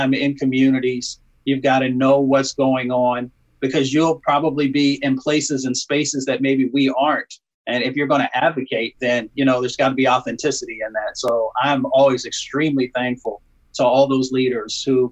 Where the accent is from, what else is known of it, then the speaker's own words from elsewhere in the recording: Appalachia, United States; moved away; also born or lived in Michigan; I was raised in Appalachia and a little bit in Michigan.